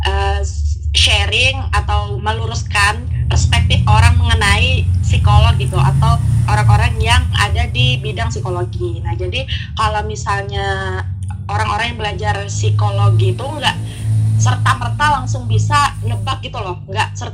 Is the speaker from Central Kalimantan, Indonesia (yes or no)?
yes; Pangkalan Bun, Central Kalimantan, Indonesia; now in Banjarbaru, Indonesia; Jadi kenalin … Asal aku Pangkalan Bun. Sekarang aku kuliah di Banjarbaru